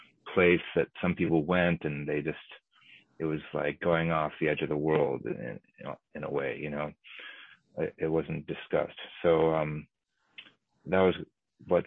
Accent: United States; I'm Japanese American, my grandparents were incarcerated

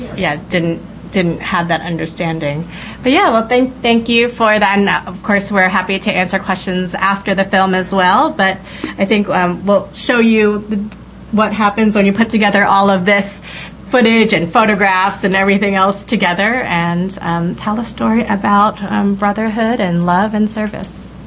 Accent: New York City, New York, United States; first language English; I was raised American, growing up in the Bronx, speaking only English

